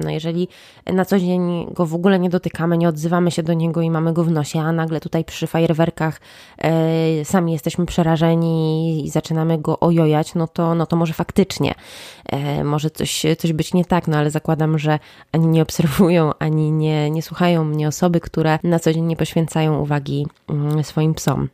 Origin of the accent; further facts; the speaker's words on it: Łódź, Łódź Voivodeship, Poland; jestem z Łodzi